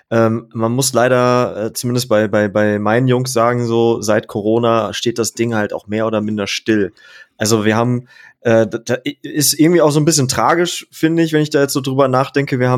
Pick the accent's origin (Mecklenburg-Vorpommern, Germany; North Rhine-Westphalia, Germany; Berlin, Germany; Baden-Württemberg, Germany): North Rhine-Westphalia, Germany; jetzt bin ich halt auch nochmal krass umgezogen. Ich komme ja auch aus NRW eigentlich.